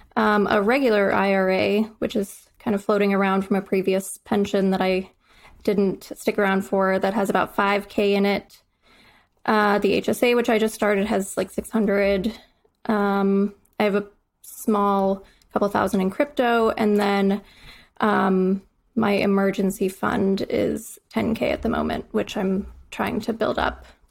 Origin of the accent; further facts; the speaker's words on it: Midwest, United States; moved away; I'm from the Midwest